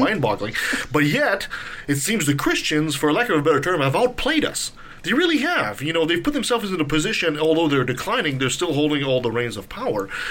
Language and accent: English; Canada; as a Canadian